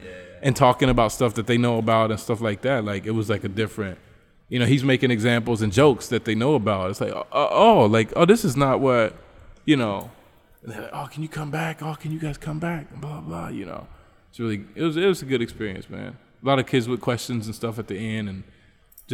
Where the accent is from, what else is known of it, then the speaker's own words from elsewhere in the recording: United States; also born or lived in Trinidad, Bolivia; now in Bolivia; I'm from the United States